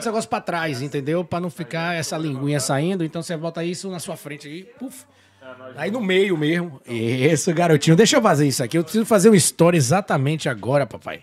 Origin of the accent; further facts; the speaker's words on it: Salvador, Bahia, Brazil; moved away as an adult; now in Vancouver, Canada; sou de Salvador